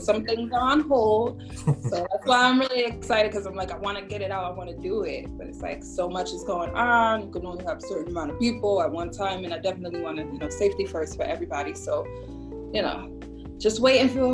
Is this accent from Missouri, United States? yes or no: no; Connecticut, United States; because I'm from Connecticut.